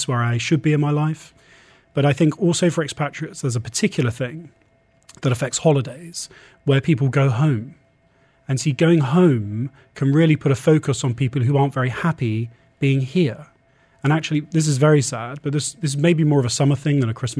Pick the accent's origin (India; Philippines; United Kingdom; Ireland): United Kingdom; England; now in UAE; we're English